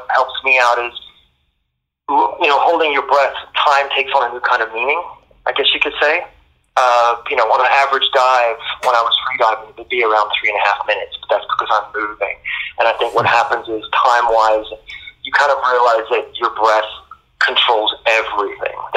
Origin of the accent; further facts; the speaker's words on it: Bahamas; moved away; I was born in the Bahamas. So I was pretty much raised around the ocean